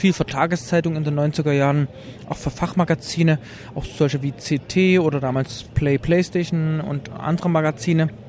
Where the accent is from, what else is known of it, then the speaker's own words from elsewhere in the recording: Leipzig, Saxony, Germany; komme aus Leipzig, ähm, bin im Osten geboren in der DDR